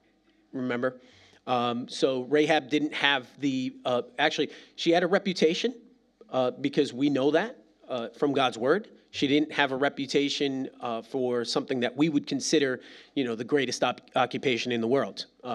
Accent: East Coast, United States; Like, listen, I'm from the East Coast, and those are small Calvary Chapels, right?

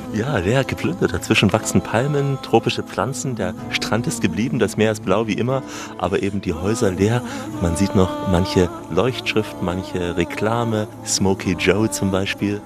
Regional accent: East German citizen, East Germany, Germany; Ich bin auch Deutscher, aber ein paar Tage noch älter, DDR-Bürger

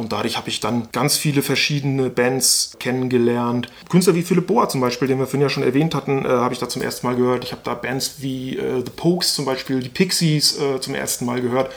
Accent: Stralsund, Mecklenburg-Vorpommern, Germany; moved away; ich bin im Osten groß geworden

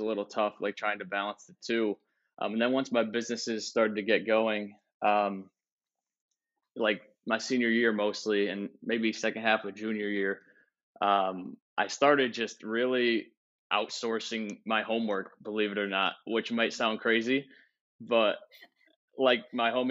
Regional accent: Southington, Connecticut, United States; I am from Connecticut, Southington, Connecticut.

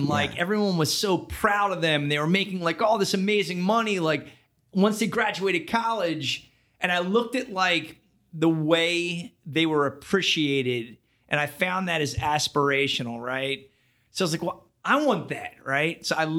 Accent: Philadelphia, Pennsylvania, United States; Born and raised Philadelphia, like that's kind of where, you know, where I come from.

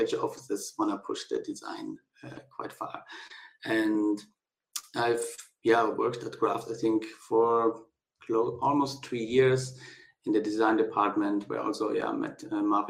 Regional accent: South Tyrol, Trentino-Alto Adige, Italy; moved away; I got a summer job in my hometown in South Tyrol

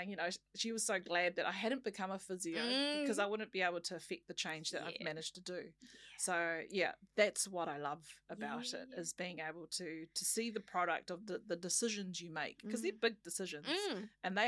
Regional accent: Auckland, New Zealand; moved away; also born or lived in Wellington; I was actually born and bred on Auckland's North Shore

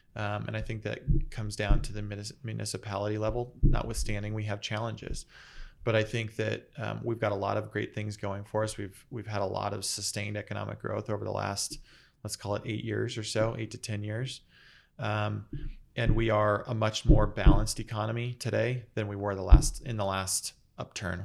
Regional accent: Phoenix, Arizona, United States; also born or lived in San Diego; I grew up here in Phoenix. grew up in Moon Valley in North Phoenix

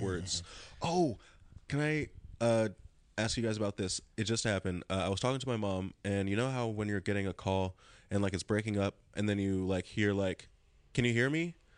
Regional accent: Lawndale, California, United States; Born and raised in Lawndale, California, South Bay

